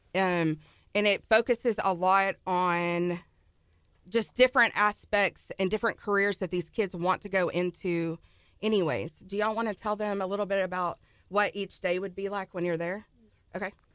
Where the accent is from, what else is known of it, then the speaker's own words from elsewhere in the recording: Ennis, Texas, United States; The Dallas area.